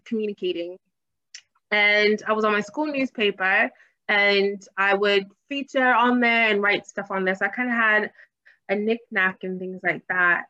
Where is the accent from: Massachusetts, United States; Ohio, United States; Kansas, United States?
Massachusetts, United States; Boston; moved away as an adult; also born or lived in Hampton, Virginia / Washington, District of Columbia, United States; now in London, United Kingdom; my hometown is Boston